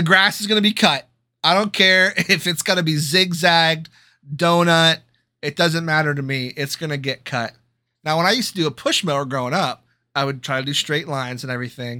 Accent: United States; I am American

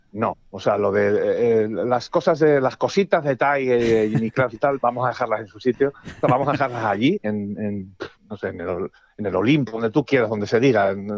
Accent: Castile, Spain; como buen castellano

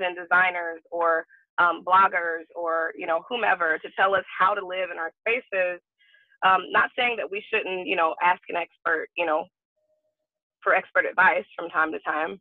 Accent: Alabama, United States; I'm from Alabama

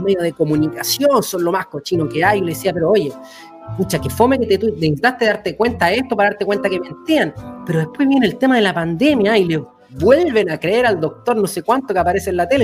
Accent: Chile; nosotros estamos en Chile, somos chilenos

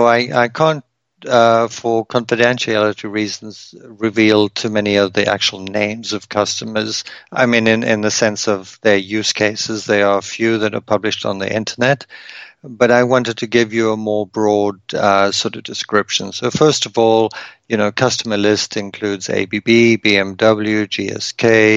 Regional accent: South Africa; moved away as an adult; now in Canada; My wife is from Germany. I'm originally from South Africa, and we met in the US.

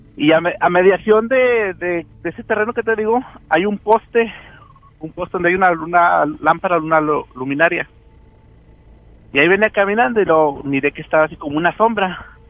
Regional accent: Nuevo Laredo, Tamaulipas, Mexico; allá en Nuevo Laredo, yo soy de Nuevo Laredo.

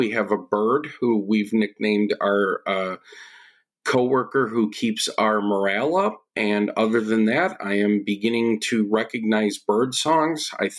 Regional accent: Buffalo, New York, United States; I am originally born and raised in the Buffalo, New York region. My parents and I moved around New York

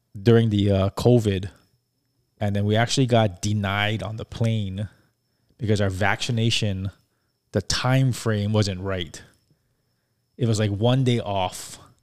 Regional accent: Hawaii, United States; since we're from Hawaii

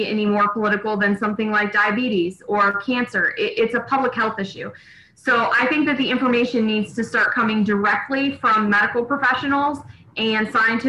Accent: Buchanan, United States; I ran the Buchanan Community Theater here in my hometown for many, many years

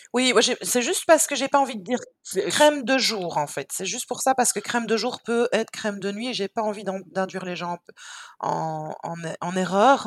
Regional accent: Belgium; on est belge.

